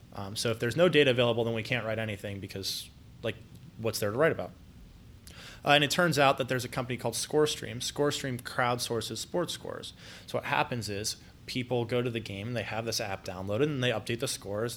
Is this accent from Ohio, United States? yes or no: yes; Columbus, Ohio, United States; also born or lived in Mansfield; born and raised in Columbus